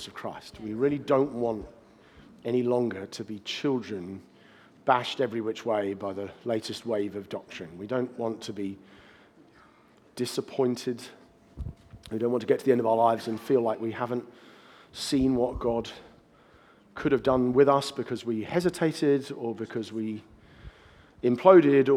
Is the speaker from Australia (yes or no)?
no; United Kingdom; I'm speaking as a Brit